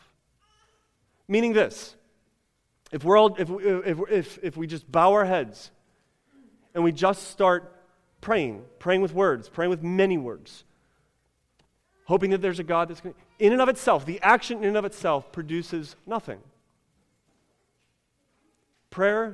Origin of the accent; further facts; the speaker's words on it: United States; we're American